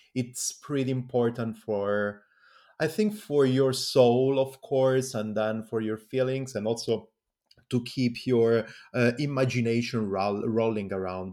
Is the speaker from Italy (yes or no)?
yes; Calabria, Italy; English is a second language; I come from Calabria as well.